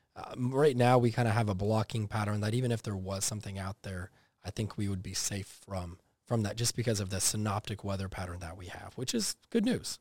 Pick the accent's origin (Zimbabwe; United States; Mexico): United States; Texas; also born or lived in coastal Georgia; now in Georgia, United States; growing up in Texas